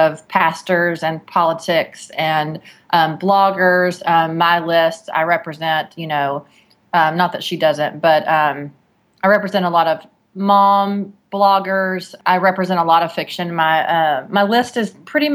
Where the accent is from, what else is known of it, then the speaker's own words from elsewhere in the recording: Texas, United States; I'm from Texas